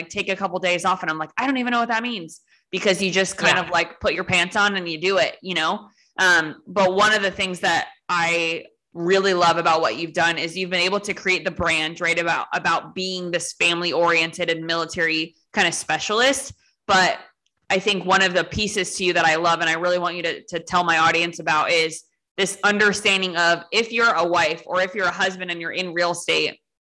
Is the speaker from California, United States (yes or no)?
yes; Los Angeles, California, United States; moved away as an adult; I grew up in LA. I was born and raised in Los Angeles as well